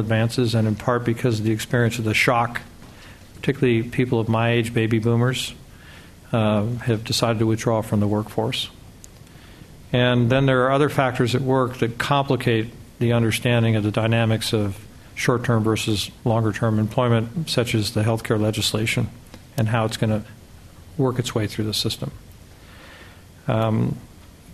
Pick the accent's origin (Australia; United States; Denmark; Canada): United States